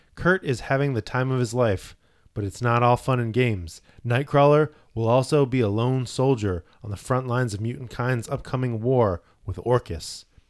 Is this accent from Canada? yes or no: yes; Canada; I'm Canadian.